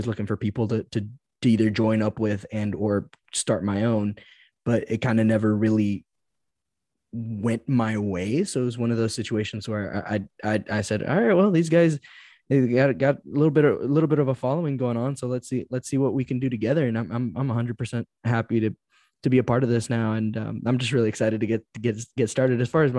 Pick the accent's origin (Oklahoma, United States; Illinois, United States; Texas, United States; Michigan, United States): Texas, United States; Dallas; also born or lived in Georgia; And you know, I'm born and raised in Dallas. Born in Georgia, raised in Dallas.